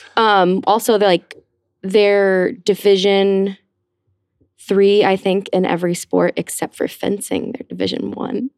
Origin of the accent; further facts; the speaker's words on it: Cumming, Georgia, United States; also born or lived in Atlanta, Georgia; now in New York, United States; I grew up in Atlanta, Georgia